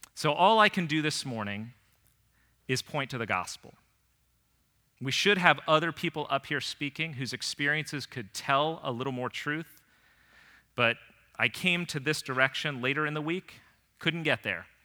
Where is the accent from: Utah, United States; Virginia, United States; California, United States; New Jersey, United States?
Virginia, United States; Northern; growing up in Northern Virginia